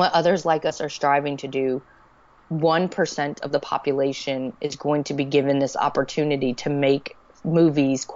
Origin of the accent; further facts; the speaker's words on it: Alexandria, Louisiana, United States; I was born in Alexandria, Louisiana. I was raised by my father until he met my stepmother